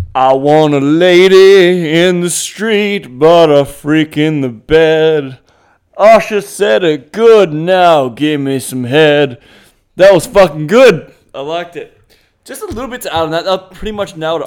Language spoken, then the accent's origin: English; Australia; accent: Australian; first language English; My first language is Australian.